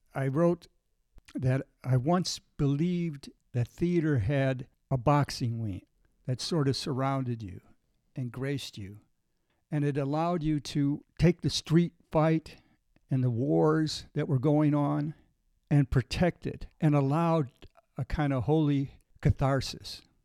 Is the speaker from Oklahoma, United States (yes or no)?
no; Lockport, Illinois, United States; I grew up in Lockport